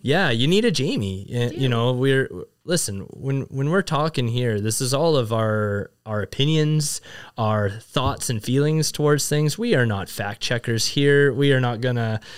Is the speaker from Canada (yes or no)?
yes; Vernon, British Columbia, Canada; moved away as an adult; also born or lived in China; growing up in Vernon